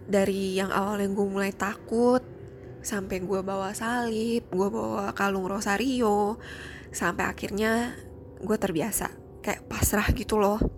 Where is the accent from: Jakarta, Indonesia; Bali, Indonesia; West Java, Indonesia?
Jakarta, Indonesia; now in Singapore; Gue asli orang Jakarta, tapi sekarang gue udah tinggal di Singapura.